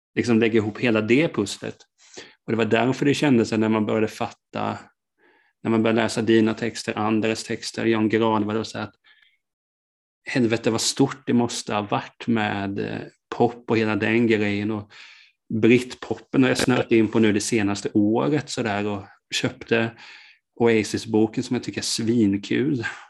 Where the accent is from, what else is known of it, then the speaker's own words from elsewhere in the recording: Hultsfred, Kalmar County, Sweden; moved away; Jag kommer ju från början från Hultsfred